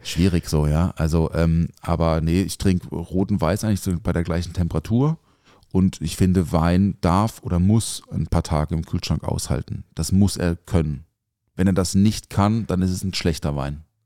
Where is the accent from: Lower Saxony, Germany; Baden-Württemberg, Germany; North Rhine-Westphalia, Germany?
Baden-Württemberg, Germany; village near Offenburg; now in Mannheim, Germany; ich bin ja auf dem Dorf aufgewachsen also jetzt nicht so mega ländlich. Also Offenburg ist jetzt kein Dorf. Also das Dorf neben Offenburg äh, ist schon ein Dorf